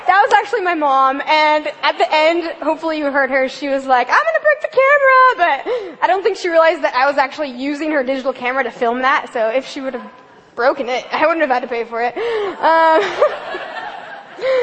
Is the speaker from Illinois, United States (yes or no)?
no; Olympia, Washington, United States; I grew up in Olympia, O-Town represent